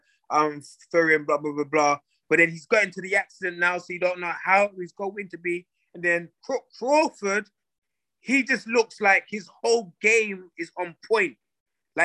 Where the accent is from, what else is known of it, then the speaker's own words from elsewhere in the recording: London, United Kingdom; moved away as an adult; now in United States; I'm from London, England